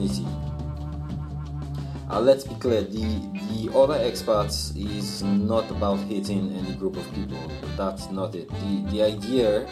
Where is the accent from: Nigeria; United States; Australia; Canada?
Nigeria; moved away as an adult; now in Malaysia; I'm from Nigeria